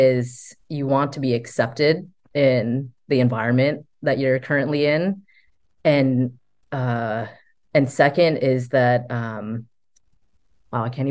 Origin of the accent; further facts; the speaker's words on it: United States; me growing up in American culture